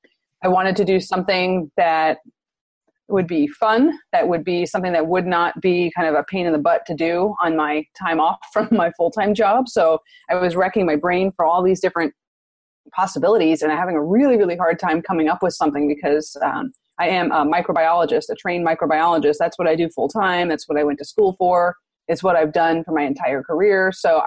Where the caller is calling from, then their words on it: San Diego, California, United States; Oh, San Diego. Sunny San Diego.